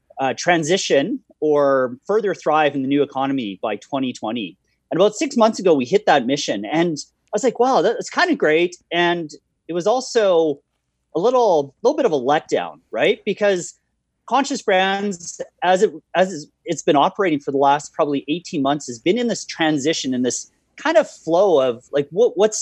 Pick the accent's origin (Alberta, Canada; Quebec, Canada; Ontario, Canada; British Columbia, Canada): Alberta, Canada; Calgary; a Calgarian, and more specifically a Bonesian, which is the community I live in.